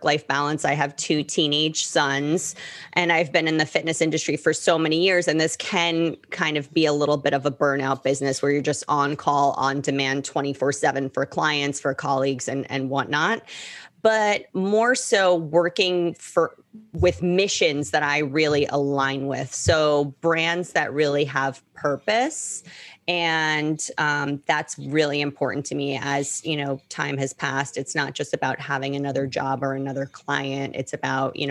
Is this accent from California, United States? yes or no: no; New York, United States; moved away as an adult; now in Miami, United States; I'm based out of Miami. I'm originally from New York, but I've been in Miami for almost 16 years.